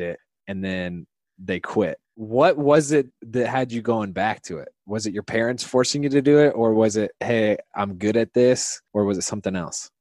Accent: Indiana, United States; both Hoosiers

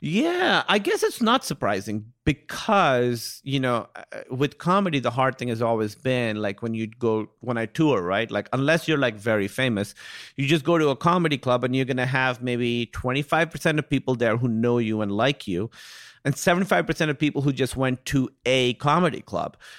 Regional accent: Pakistan; being Pakistani

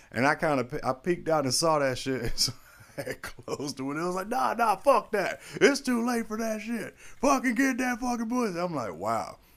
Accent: Florida, United States; I'm from Florida

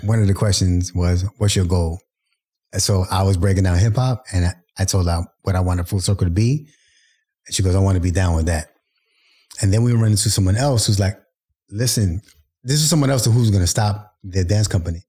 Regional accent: New York City, New York, United States; Brooklyn's my hometown

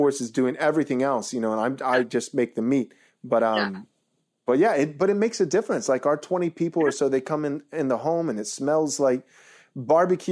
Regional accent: Texas, United States; also born or lived in California; I grew up in Texas, was in California for a while, and moved back home to Texas

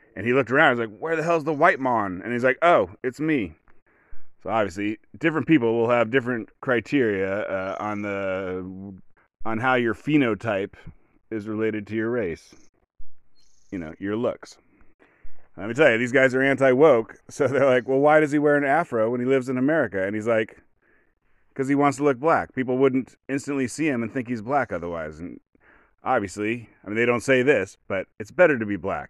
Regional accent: rural Oregon, United States; I'm from a rural white Oregon

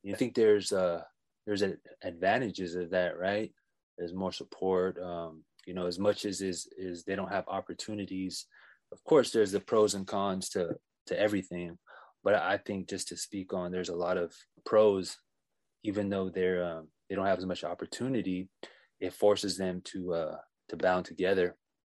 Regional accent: Philippines; as much as the Filipino people are hospitable and friendly, it's just not them. I'm pretty sure if you go to villages in Africa, they're the same way. If you go to villages in Mexico. So I don't think it's unique to our culture.

